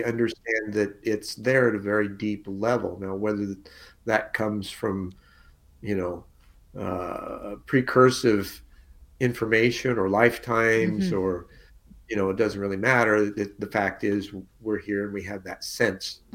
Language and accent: English; Alexandria, Indiana, United States; moved away as an adult; now in Arizona, United States; Adopted by a couple from Alexandria